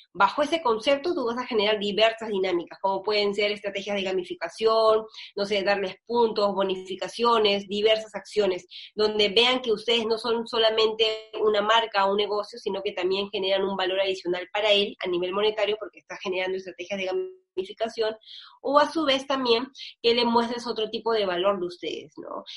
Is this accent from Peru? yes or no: yes; Peru; así somos los peruanos